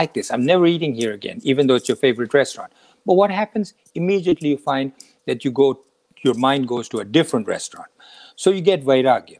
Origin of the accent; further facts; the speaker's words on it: India; moved away as an adult; now in United States; when I was 20 years old and I was flying out of India to come to the United States